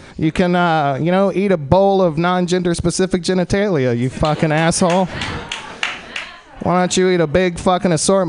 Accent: Texas, United States; I'm from Texas originally.

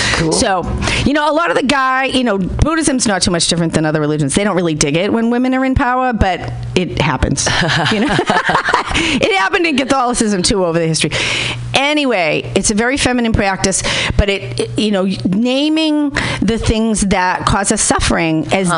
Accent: Boston, Massachusetts, United States; I'm from Boston

